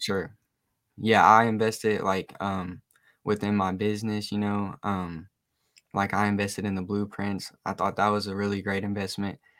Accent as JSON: {"language": "English", "town": "Oak Ridge", "region": "Tennessee", "country": "United States", "said": "I'm 19 from Oak Ridge, Tennessee"}